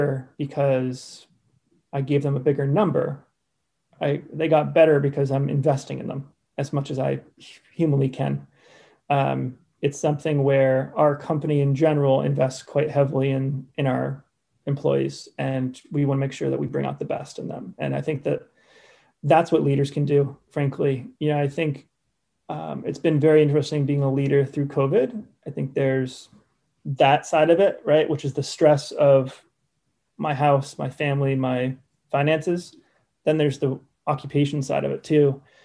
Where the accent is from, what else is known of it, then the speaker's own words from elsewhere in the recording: Cape Cod, Massachusetts, United States; now in Poland; Cape Cod.